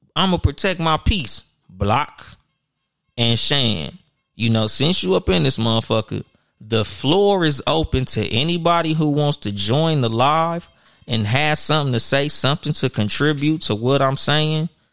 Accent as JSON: {"language": "English", "town": "Compton", "region": "California", "country": "United States", "said": "I'm from Compton, California"}